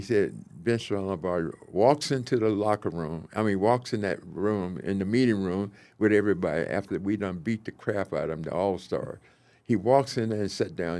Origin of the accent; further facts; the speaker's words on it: the South, United States; moved away as an adult; also born or lived in Minnesota; now in Kansas City, United States; I came from the South